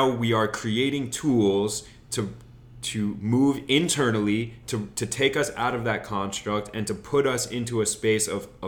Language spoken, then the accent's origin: English; Wyoming, United States; now in Los Angeles, United States; I grew up in Wyoming on a farm right? Mm-hmm. And so my parents are cowboys, my grandparents were cowboys, mm-hmm. but I don't feel like a cowboy